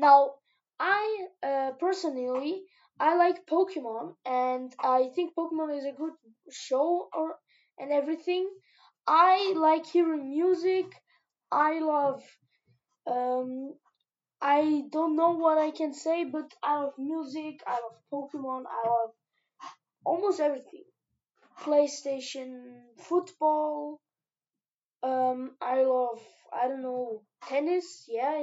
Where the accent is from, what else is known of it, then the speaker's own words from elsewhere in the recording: Vienna, Austria; I'm 12 years old and I was born in Vienna